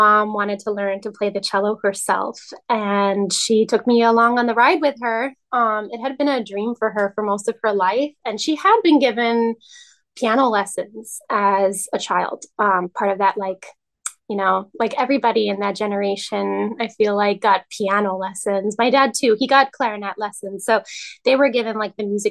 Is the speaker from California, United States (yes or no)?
no; New York City, New York, United States; moved away as an adult; now in Albany, United States; I live in Albany, New York now, and I'm originally from the Upper West Side of Manhattan